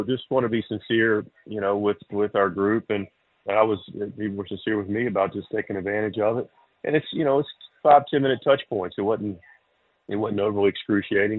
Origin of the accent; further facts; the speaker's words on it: Charlotte, North Carolina, United States; now in Eastern North Carolina, United States; I grew up in Charlotte without a real love for country music at all, and now I'm in Eastern North Carolina